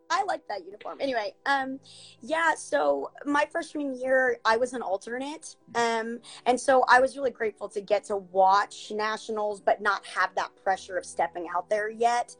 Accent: southern Ohio, United States; I'm actually from a very small, small town um, in Ohio, southern Ohio. So, right uh, near Kentucky

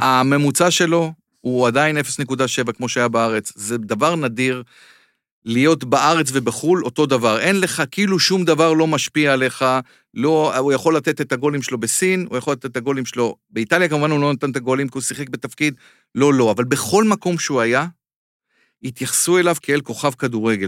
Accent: Israel; אני מישראל

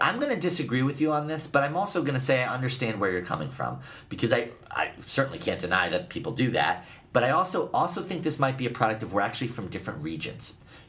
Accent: Northeast, United States; I'm from the Northeast, and also I live in the Northwest a lot now.

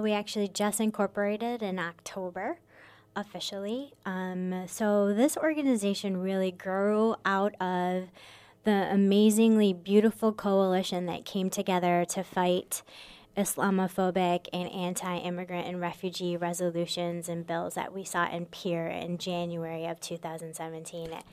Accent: Michigan, United States; moved away as an adult; also born or lived in Minnesota; now in Sioux Falls, United States; I was born and raised in Michigan

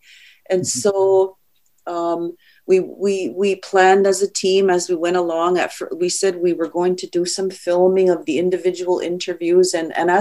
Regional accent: Kahnawake, Quebec, Canada; I'm from the Ganyangahaga community of Ganawage

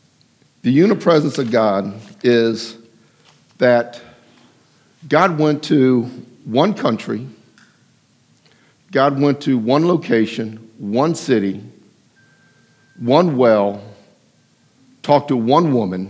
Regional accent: Bowie, Maryland, United States; also born or lived in Texas; I grew up in Bowie, Maryland, accepted Jesus Christ at the age of 12 in 1972

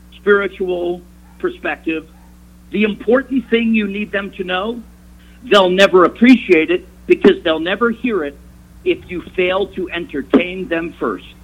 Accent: New York, United States; moved away; when I was growing up in New York, such a large, big, booming metropolis

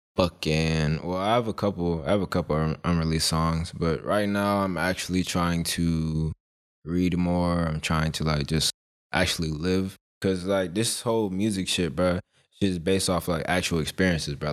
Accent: Monroe, Georgia, United States; also born or lived in Philadelphia; I'm basically raised in, like, Monroe

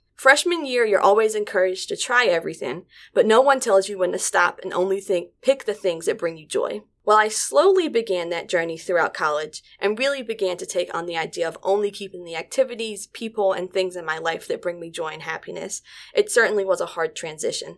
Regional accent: Staunton, Virginia, United States; I was coming from Stanton from a small rural town

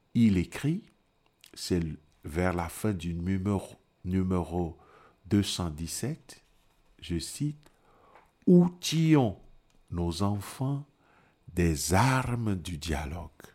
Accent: Togo; moved away; je viens du Togo

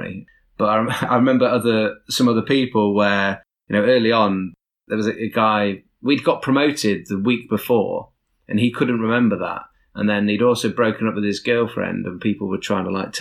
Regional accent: Nottingham, East Midlands, United Kingdom; I'm from Nottingham.

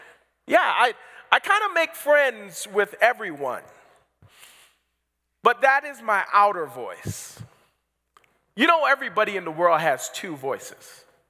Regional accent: Barbados; also born or lived in Toronto, Canada; And before that, we were in Toronto, Canada, where we are originally from. But after that, I grew up in Barbados, so I've kind of been all over the world.

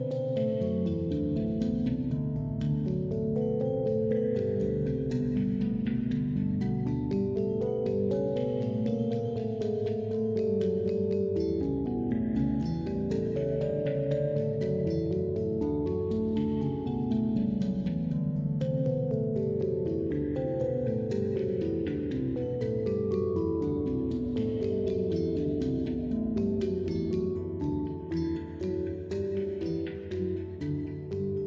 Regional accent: Denver, Colorado, United States; my own experience growing up in Denver

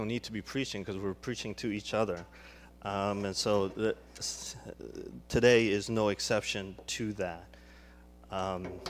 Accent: Chicago, Illinois, United States; moved away; I grew up in Chicago, and Willow Creek, I don't know if you know Willow Creek, but Willow Creek was right in our backyard

